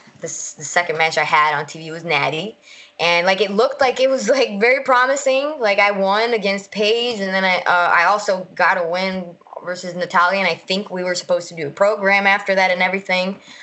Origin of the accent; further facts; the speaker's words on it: Puerto Rico; moved away as an adult; also born or lived in United States (born); now in Florida, United States; I was raised in Puerto Rico